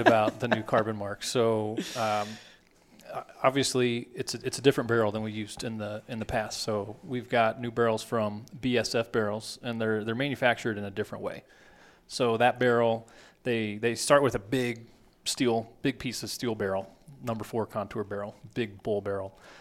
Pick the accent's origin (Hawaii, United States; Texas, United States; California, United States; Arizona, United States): Texas, United States; I grew up in Texas